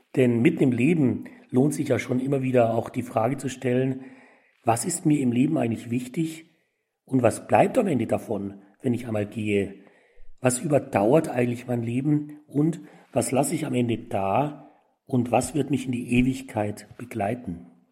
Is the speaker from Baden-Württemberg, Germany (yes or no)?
no; Tutzing, Bavaria, Germany; In meiner Heimatgemeinde in Tutzing